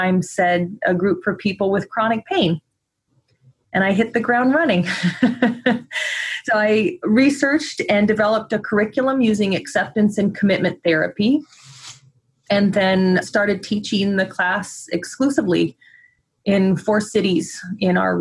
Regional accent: Midwest, United States; now in Oregon, United States; I was raised in the Midwest and then moved out to Oregon

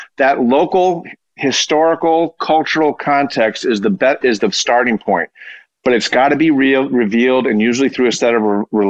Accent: New England, United States; And I am from New England.

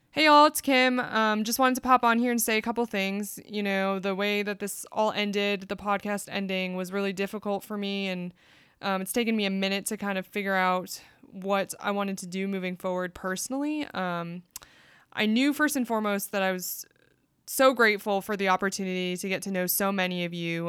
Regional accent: United States; also born or lived in South Korea; my experience of being Korean American

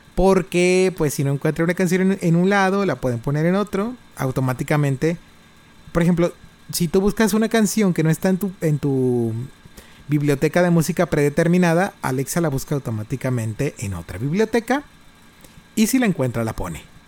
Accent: Monterrey, Nuevo León, Mexico; now in Reynosa, Mexico; Yo soy de Monterrey.

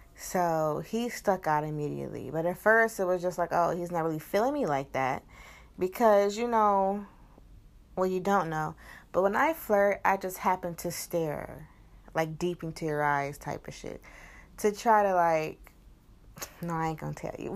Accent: East Cleveland, Ohio, United States; I'm from East Cleveland in Ohio, and East Cleveland is pretty bad, you know? So I'm from the hood too

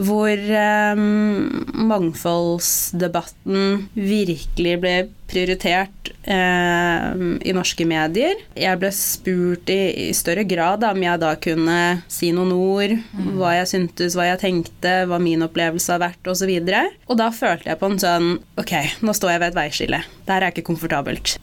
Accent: Norway; som en mørkhudet person født og oppvokst i Norge

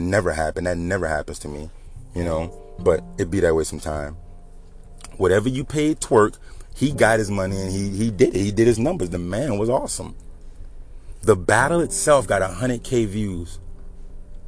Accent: Louisiana, United States; I'm from the South. I'm from Louisiana.

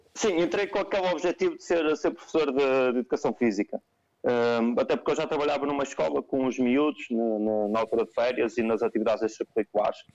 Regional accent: Vila Nova de Gaia, Norte, Portugal; sou de Gaia, uh, ficava mais perto com os meus pais

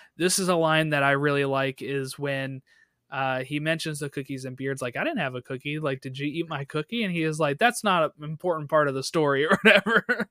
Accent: United States; we're American

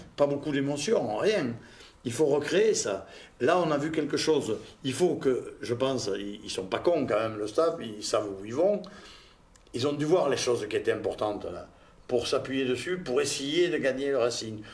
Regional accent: Toulouse, Occitania, France; accent: toulousain; j'ai l'accent toulousain et que j'ai joué à Toulouse longtemps

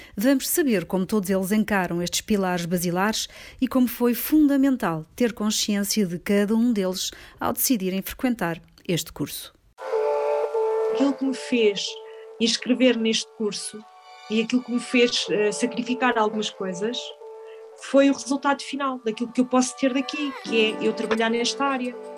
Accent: Lisbon, Portugal; tenho 46 anos e venho de Lisboa

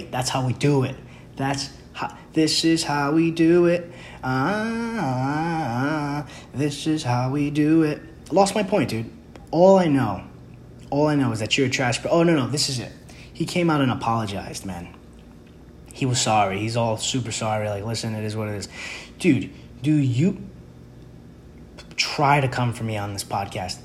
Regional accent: New York City, New York, United States; I grew up in the Bronx

